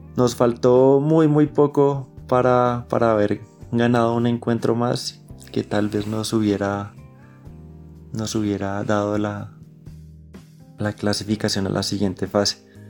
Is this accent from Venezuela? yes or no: no; Colombia